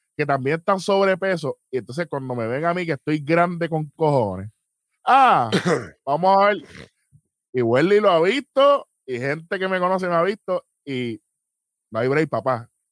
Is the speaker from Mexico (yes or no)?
no; San Juan, Puerto Rico; yo me crié toda la vida en San Juan